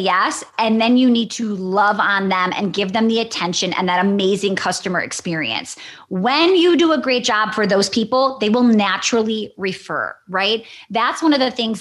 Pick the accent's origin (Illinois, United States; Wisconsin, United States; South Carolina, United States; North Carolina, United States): Wisconsin, United States; I'm from Wisconsin.